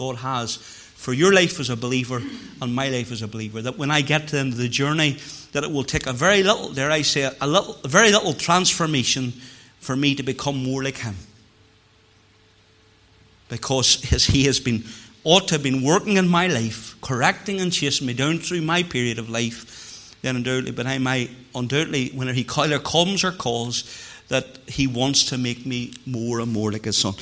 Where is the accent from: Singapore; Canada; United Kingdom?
United Kingdom; Moneymore, Northern Ireland; Whenever I was a cub growing up in Moneymoor, we lived in the Northland, beside where John Boyce had the filling station, and that's where my parents still live to this day